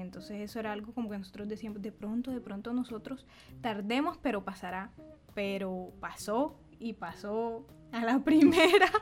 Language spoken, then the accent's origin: Spanish; San Jacinto, Bolívar, Colombia; also born or lived in Montería; yo nací en, San, en Montería, soy de San Jacinto Bolívar